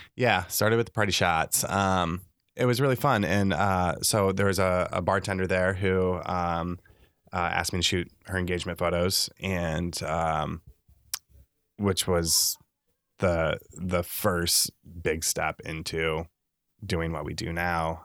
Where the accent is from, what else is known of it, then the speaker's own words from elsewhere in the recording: Le Mars, Iowa, United States; also born or lived in Lincoln, Nebraska; now in Nebraska, United States; I'm originally from Northwest Iowa, a s, s, a small town called Lamar's, Iowa.